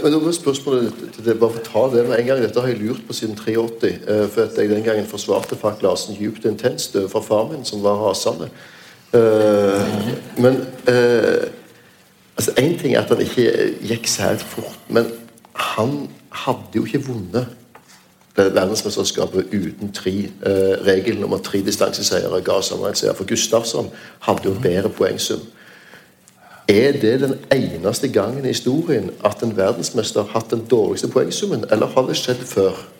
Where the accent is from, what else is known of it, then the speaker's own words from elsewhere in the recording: Stavanger, Rogaland, Norway; min hjemby Stavanger